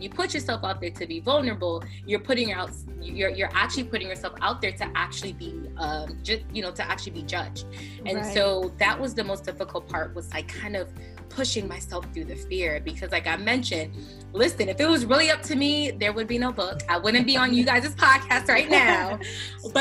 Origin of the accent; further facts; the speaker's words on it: Connecticut, United States; moved away as an adult; now in New Jersey, United States; I'm originally from Connecticut. I grew up in Connecticut